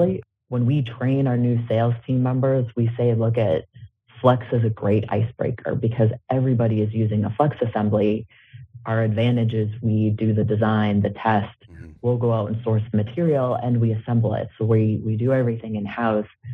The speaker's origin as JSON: {"language": "English", "town": "Salem", "region": "Massachusetts", "country": "United States", "tie": "born or raised there", "moved": "as an adult", "lives_now": "Harrisburg, United States", "said": "growing up in Salem, and most of my family is still honestly back in Salem"}